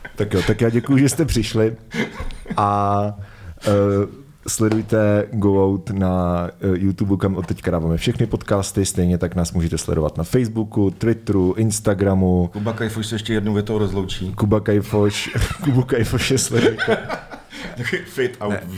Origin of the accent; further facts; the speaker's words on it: Svitavy, Pardubice Region, Czechia; když jsem vyrůstal uh, ve Světavách